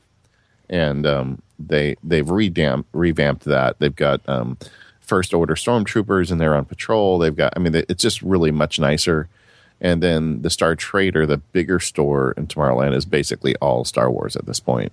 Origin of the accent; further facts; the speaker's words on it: Southern California, United States; I'm from California